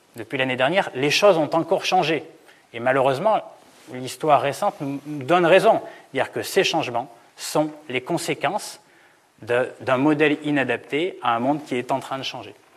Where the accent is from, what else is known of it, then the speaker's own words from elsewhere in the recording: Auvergne-Rhône-Alpes, France; Centre-France parce que je viens d'Auvergne